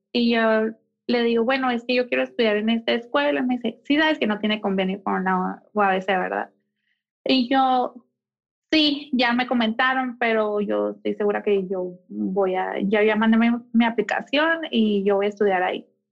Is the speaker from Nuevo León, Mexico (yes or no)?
no; Mexicali, Baja California, Mexico; moved away as an adult; now in Mexico City, Mexico; nací, crecí y estudié en Mexicali, Baja California